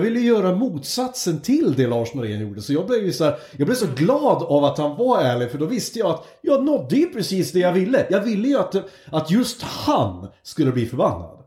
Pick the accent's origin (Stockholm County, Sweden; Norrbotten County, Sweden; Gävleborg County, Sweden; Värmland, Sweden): Gävleborg County, Sweden; Hälsingland; moved away; also born or lived in Hudiksvall / Uppsala; vi kommer från Hälsingland.